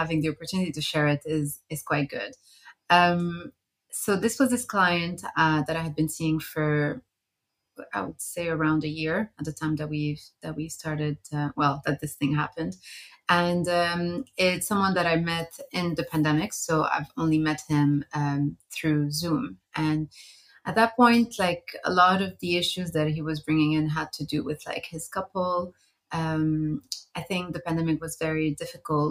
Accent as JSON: {"language": "English", "town": "Montreal", "region": "Quebec", "country": "Canada", "tie": "born or raised there", "also_born_or_lived": "Beirut, Lebanon", "moved": "yes", "lives_now": "London, United Kingdom", "said": "Before that, I lived in Beirut, which is where I'm originally from. And I grew up in Montreal. So I spent a good 17 years in North America"}